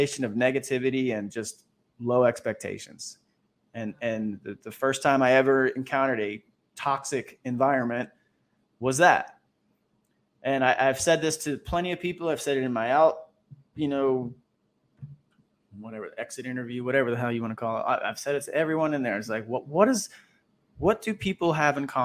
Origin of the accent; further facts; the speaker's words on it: Orlando, Florida, United States; moved away as an adult; also born or lived in Roseville, California; I'm from Orlando, Florida.